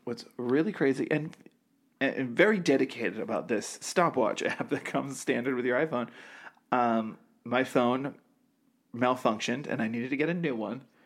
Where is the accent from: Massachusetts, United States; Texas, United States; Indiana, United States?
Massachusetts, United States; half hour north of Boston; I grew up in the sticks